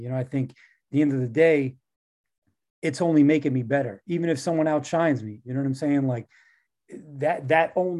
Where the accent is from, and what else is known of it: New York, United States